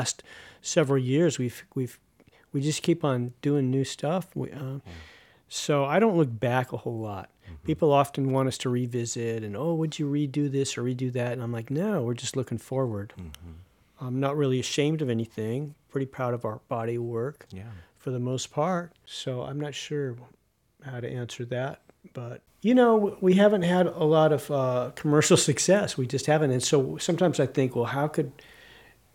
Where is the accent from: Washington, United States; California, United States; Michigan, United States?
California, United States; Southern; now in Tennessee, United States; we're from Southern California